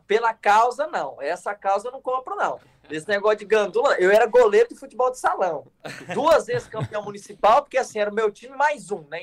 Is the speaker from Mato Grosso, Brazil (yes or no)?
yes; Glória d'Oeste, Mato Grosso, Brazil; A gente é do interior de Mato Grosso, da cidade de Glória do Oeste